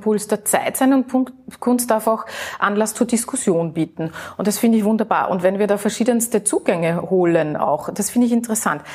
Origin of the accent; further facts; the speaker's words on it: Vienna, Austria; ich als Wienerin, als Österreicherin